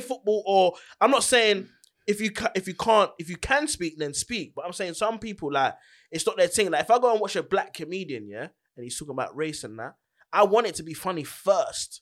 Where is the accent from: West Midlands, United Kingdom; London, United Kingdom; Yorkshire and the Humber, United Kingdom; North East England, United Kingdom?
London, United Kingdom; I'm from Charlton, innit? Charlton, Greenwich